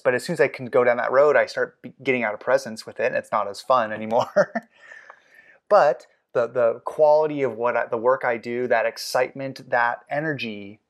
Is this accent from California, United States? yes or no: yes; Los Angeles, California, United States; I mean, I grew up in the South Bay of Los Angeles.